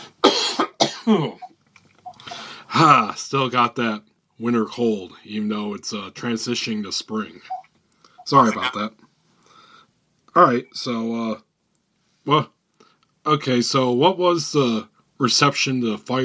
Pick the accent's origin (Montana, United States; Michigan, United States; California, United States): Michigan, United States; I'm from Michigan